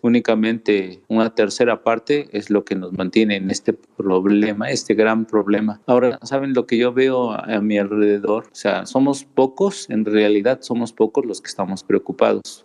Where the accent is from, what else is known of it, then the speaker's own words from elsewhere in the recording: Mexico; somos grandiosos como mexicanos